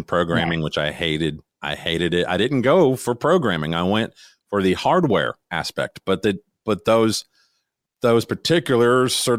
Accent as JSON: {"language": "English", "region": "Florida", "country": "United States", "moved": "as an adult", "said": "back when I was 18, I moved here from Florida. I had to switch high schools."}